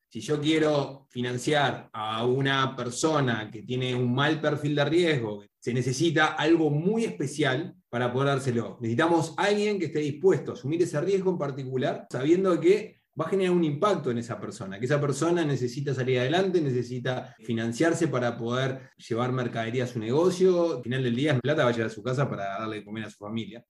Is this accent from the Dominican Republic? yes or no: no; Uruguay; yo soy uruguayo